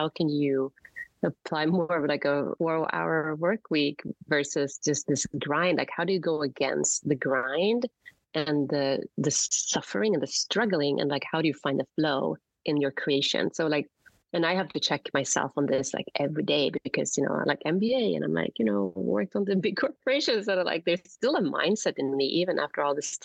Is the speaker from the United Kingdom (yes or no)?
no; Sweden; moved away; I grew up in Sweden